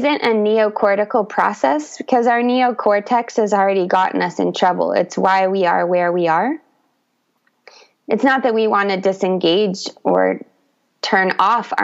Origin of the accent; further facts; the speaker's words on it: United States; moved away as an adult; also born or lived in Brazil; I grew up in the United States